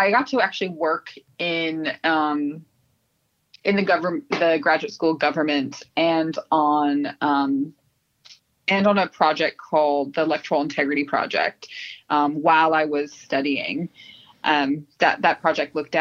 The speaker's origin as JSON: {"language": "English", "region": "Southern California", "country": "United States", "tie": "born or raised there", "accent": "American", "moved": "as an adult", "lives_now": "Sydney, Australia", "said": "I was born in Southern California, lived in California most of my life, came to Australia about almost 7 years ago"}